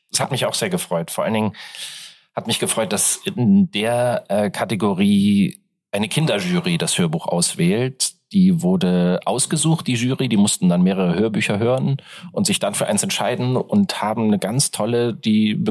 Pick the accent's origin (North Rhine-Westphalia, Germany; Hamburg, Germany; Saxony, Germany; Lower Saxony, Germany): Hamburg, Germany; born there; Ich in Hamburg geboren, dann in Hannover studiert